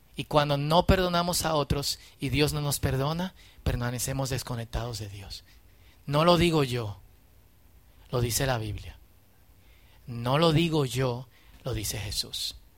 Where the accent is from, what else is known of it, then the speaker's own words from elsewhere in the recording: Dominican Republic; somos parte de República Dominicana